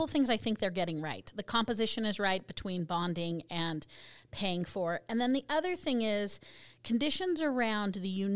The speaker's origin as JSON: {"language": "English", "region": "Colorado", "country": "United States", "tie": "born or raised there", "moved": "yes", "lives_now": "Utah, United States", "said": "my home state, the green Colorado plate with the Rocky Mountains."}